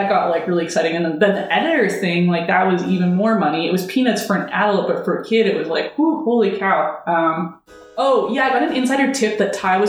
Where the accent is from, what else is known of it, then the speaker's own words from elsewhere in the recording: Canada; I grew up in Canada